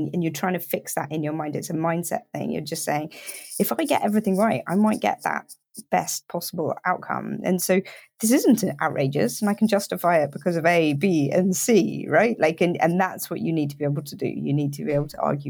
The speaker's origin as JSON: {"language": "English", "country": "United Kingdom", "said": "I'm British"}